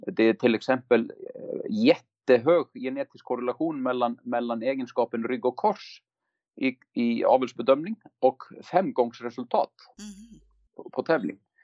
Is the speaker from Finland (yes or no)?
no; Iceland; now in Sweden; jag är en islänning, har varit i Sverige länge